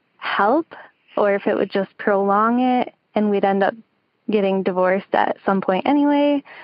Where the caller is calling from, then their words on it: Harrison, Michigan, United States; Oh, Harrison, Michigan.